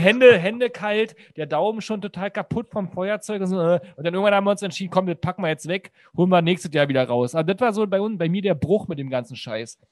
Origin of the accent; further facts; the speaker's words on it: the East, eastern Germany, Germany; ich komme komm aus dem Osten